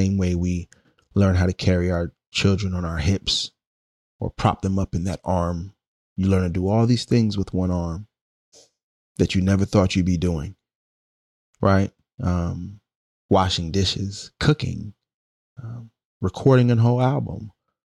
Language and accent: English; New York City, New York, United States; moved away as an adult; now in Oakland, United States; I'm Brooklyn born